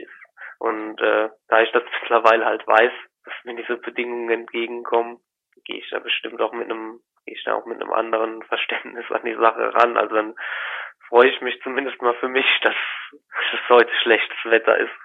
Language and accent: German; Eidelborn, Rhineland-Palatinate, Germany; ich bin in Eidelborn aufgewachsen, da lebe ich jetzt noch, das ist zwischen Koblenz und Montabaur.